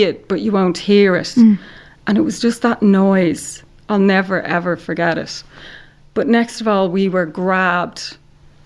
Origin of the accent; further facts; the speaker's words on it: Ireland; I'm Irish